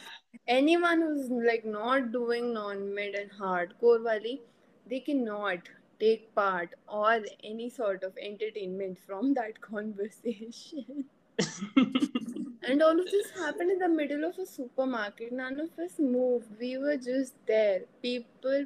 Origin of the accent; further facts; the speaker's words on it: India; being the Indian curious girl that I am